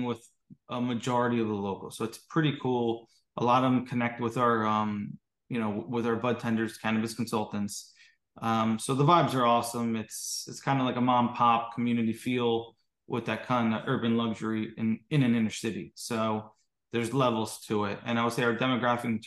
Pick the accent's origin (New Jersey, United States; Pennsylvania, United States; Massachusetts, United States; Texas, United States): New Jersey, United States; Hudson County; also born or lived in New York; I grew up in Hudson County, New Jersey